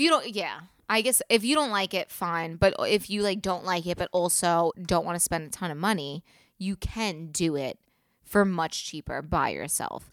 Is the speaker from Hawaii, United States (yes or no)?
no; New York City, New York, United States; I'm from the South Shore